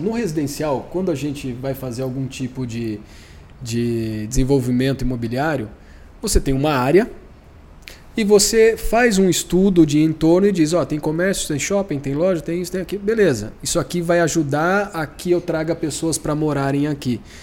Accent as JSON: {"language": "Portuguese", "town": "Campinas", "region": "São Paulo", "country": "Brazil", "said": "Sou de Campinas"}